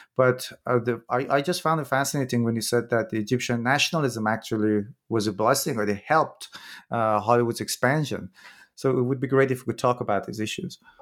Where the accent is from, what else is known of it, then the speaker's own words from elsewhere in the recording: Iran; I'm from Iran myself